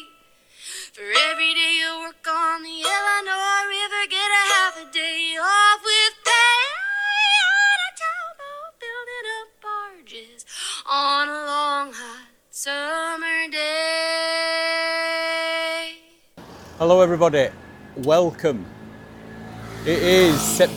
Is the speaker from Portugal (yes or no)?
no; Yorkshire and the Humber, United Kingdom; moved away; as a Yorkshireman